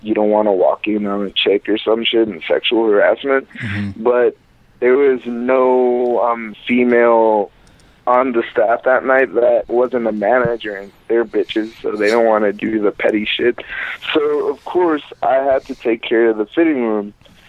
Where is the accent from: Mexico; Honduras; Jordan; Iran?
Honduras; born there; My dad is Jamaican and my mom is Honduran. I was born in Honduras.